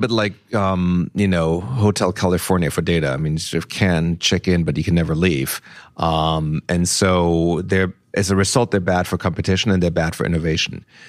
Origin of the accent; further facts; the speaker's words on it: Nuremberg, Bavaria, Germany; moved away; my hometown of Nuremberg